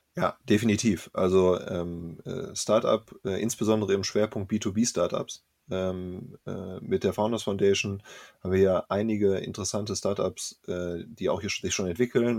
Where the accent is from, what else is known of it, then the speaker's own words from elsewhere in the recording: Bielefeld, North Rhine-Westphalia, Germany; ich bin gebürtiger Bielefelder.